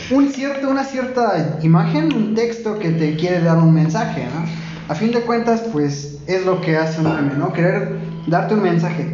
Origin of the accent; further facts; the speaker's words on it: Tulancingo, Hidalgo, Mexico; cuando vivimos aquí en Tulancingo, pues decimos, no, pues es que es una ciudad